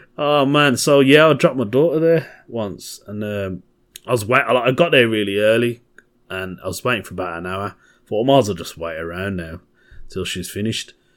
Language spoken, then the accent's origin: English; Birmingham, West Midlands, United Kingdom; from Birmingham, my home, my hometown